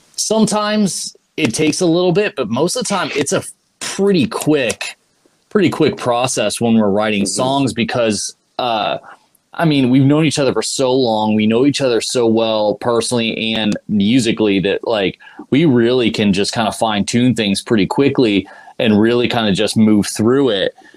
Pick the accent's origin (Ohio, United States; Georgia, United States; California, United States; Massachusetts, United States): Ohio, United States; moved away as an adult; also born or lived in Boston; we're both from Ohio